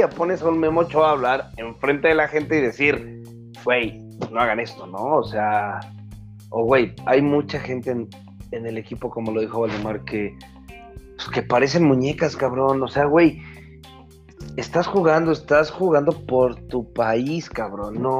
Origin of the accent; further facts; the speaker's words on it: Mexico; así como somos mexicanos y estamos unidos